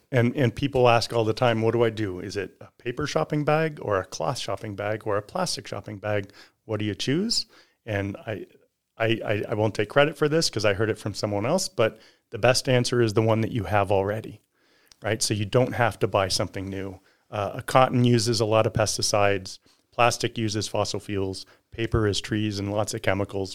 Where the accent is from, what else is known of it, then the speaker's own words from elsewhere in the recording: California, United States; now in Reno, United States; grew up down in California